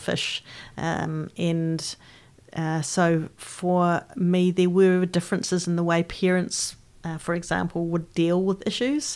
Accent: Christchurch, Canterbury, New Zealand; I grew up in Christchurch, the youngest of three daughters, and I grew up in, in Aranui

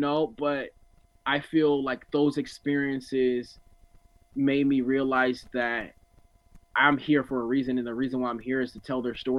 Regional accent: Newark, New Jersey, United States; You know, I come from Newark, New Jersey, one of the worst places, things like that.

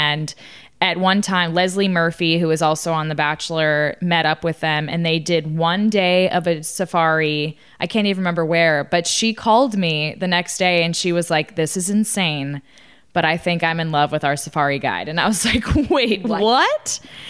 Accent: Italy; We've been to Florence and Rome. And that's it. I have so many places in my home country to go to.

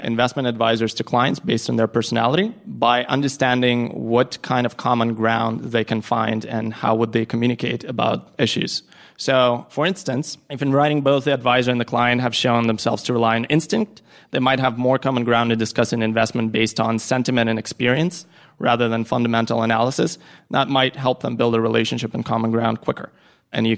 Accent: Ukraine; now in New York, United States; I'm originally from Ukraine, now a New Yorker

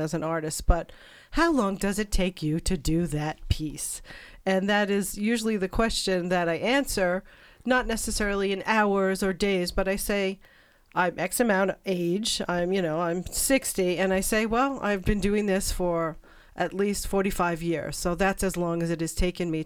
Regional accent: New York City, New York, United States; moved away as an adult; now in Great Falls, United States; I'm from New York

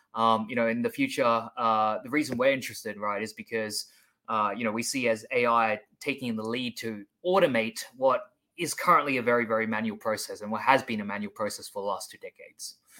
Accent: Sydney, New South Wales, Australia; now in Seoul, South Korea; I'm originally from Sydney, Australia

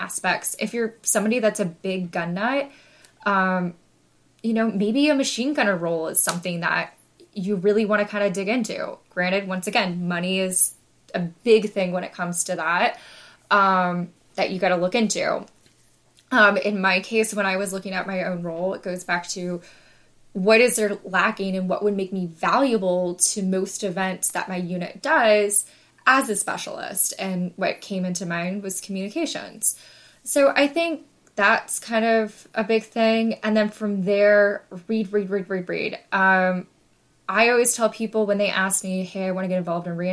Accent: United States; as Americans

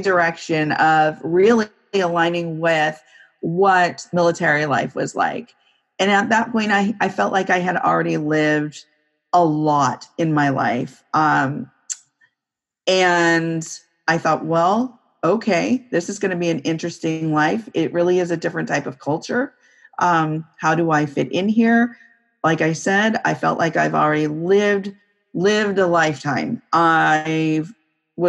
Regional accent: Santa Cruz, California, United States; moved away as an adult; also born or lived in Northern Virginia / DC area; now in Northern Virginia, United States; I grew up in California, in Santa Cruz, California, which is near the Monterey Bay

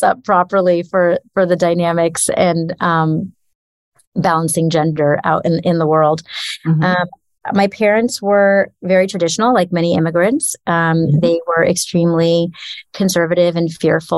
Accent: Los Angeles, California, United States; I grew up in Los Angeles

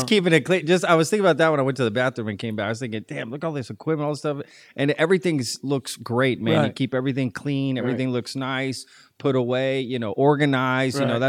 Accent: Texas, United States; So I grew up in Tarrant County, which is part of Fort Worth, too, and we always used to come to Fort Worth over Dallas all the time, you know?

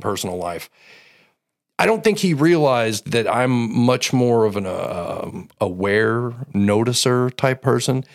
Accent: Belleville, Illinois, United States; I was born in Belleville.

